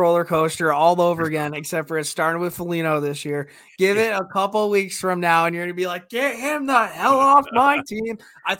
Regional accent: Montreal, Quebec, Canada; I grew up in Montreal and I was a Boston Bruins fan.

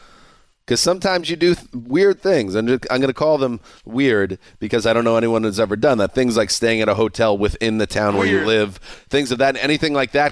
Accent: New York, United States; now in Southern California, United States; I grew up in New York.

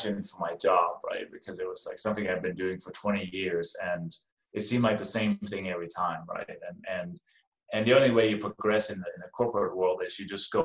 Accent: Denmark; now in United States; as you can probably hear from my name and my accent, I wasn't born in this country. I came from Denmark. I have been in the U.S. since 1996

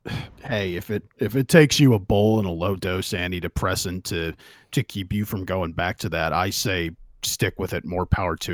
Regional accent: California, United States; I'm from California, man.

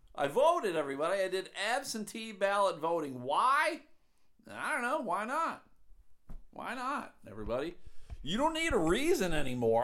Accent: United States; I'm an American

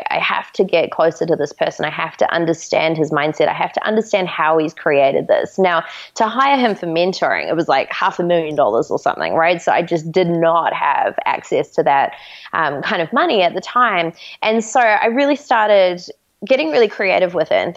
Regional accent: New Zealand; we're actually from New Zealand

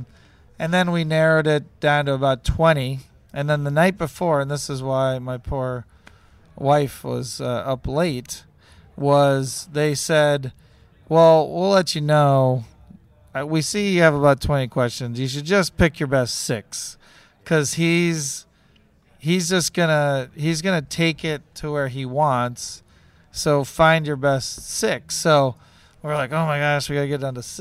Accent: Wisconsin, United States; now in Ohio, United States; I was born in Wisconsin

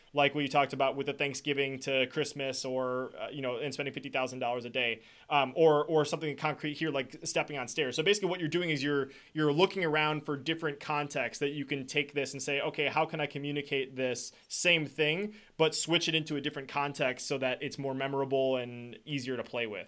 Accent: Wisconsin, United States; I'm from Wisconsin

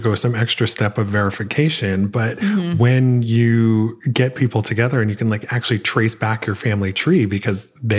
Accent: Ohio, United States; Small town, Ohio

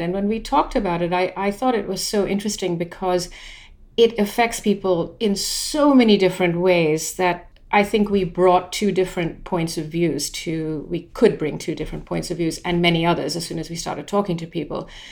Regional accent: London, United Kingdom; moved away as an adult; also born or lived in India; now in United States; it started when I was very young and we moved from India to London

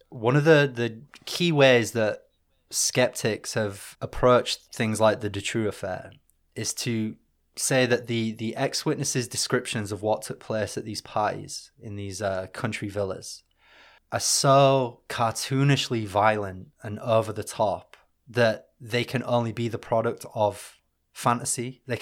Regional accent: Northern England, United Kingdom; being British and Northern

